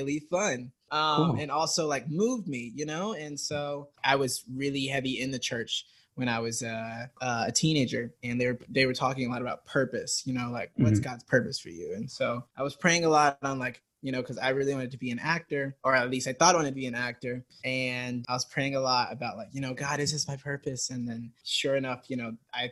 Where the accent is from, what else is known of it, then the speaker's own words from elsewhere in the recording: Stone Mountain, Georgia, United States; So I'm from Georgia, Stone Mountain, Georgia, specifically. It's like a really small town of like, I want to say 6,000. I grew up there